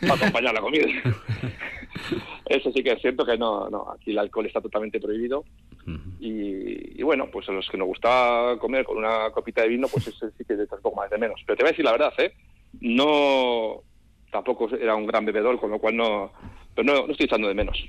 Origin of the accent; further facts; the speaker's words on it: Basque Country, Spain; moved away; como buen vasco